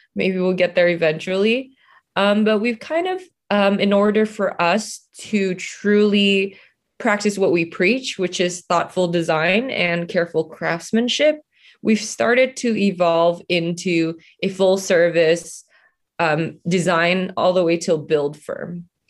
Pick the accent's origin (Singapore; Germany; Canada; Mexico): Singapore; moved away as an adult; also born or lived in Indonesia; now in Los Angeles, United States; I was born in Indonesia. I was raised in Singapore. Well, I grew up in Singapore, and then I moved to Los Angeles from co, uh, for college, and I've been here ever since